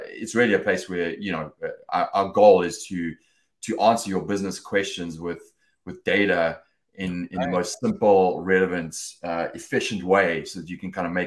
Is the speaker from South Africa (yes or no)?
yes; South Africa; moved away as an adult; also born or lived in United Kingdom; now in Los Angeles, United States; I was born and raised in South Africa